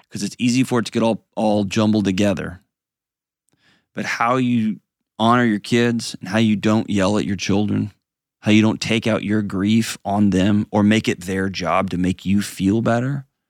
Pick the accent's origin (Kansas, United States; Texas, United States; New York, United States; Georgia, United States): Texas, United States; Houston; my hometown, the great and powerful Houston, Texas